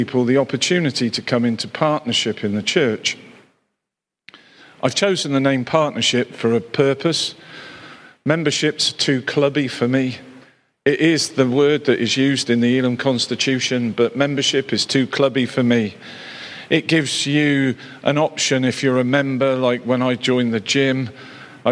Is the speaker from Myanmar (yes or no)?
no; Cheltenham, South West England, United Kingdom; was stationed back in my hometown of Cheltenham